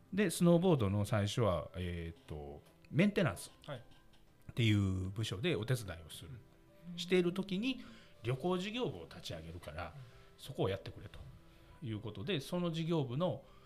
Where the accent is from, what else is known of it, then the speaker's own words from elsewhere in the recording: Osaka, Japan; accent: Osaka dialect; 大阪出身です。